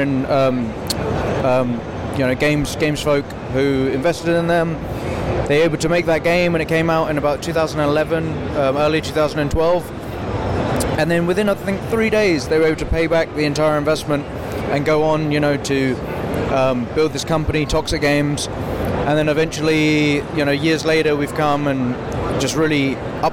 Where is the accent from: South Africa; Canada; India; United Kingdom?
United Kingdom; just outside London